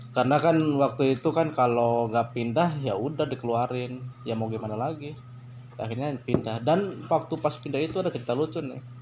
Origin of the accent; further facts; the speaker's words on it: Bumiayu, Central Java, Indonesia; daerah Bumi Ayu di situ bahasanya apa sih bahasanya maksudnya bahasa iya bahasa kesehariannya kalau di daerah gue campur campur terus untuk daerah gue sih termasuk masuknya ke daerah Sunda jadi di Jawa nih ya daerah Jawa tapi bahasa sehari-hari Sunda